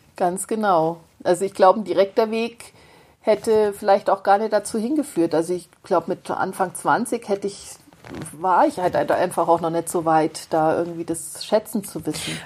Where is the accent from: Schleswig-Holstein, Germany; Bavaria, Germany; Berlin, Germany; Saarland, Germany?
Saarland, Germany; northern; now in Augsburg, Germany; Also ich bin im nördlichen Saarland auf dem Land groß geworden, auf dem wirklich richtig platten Land.